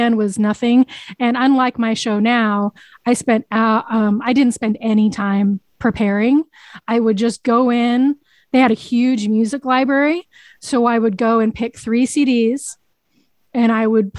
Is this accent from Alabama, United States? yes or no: no; Boise, Idaho, United States; born or raised there